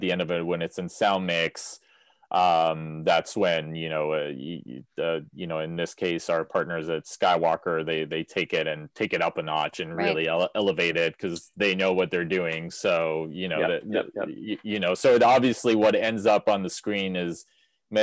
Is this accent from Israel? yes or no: yes; Israel; moved away; I grew up in Israel, so, you know, I come from the Middle East